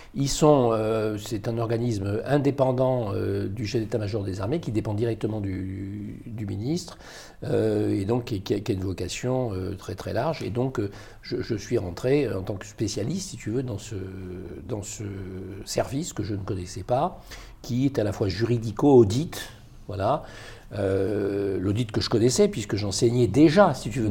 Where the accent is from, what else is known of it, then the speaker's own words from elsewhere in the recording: Algeria; also born or lived in Paris, France; now in France; moi je suis né à Paris, mais ensuite euh, je suis parti en Algérie quand j'étais euh, en bas âge, euh, jusqu'à l'indépendance en 1962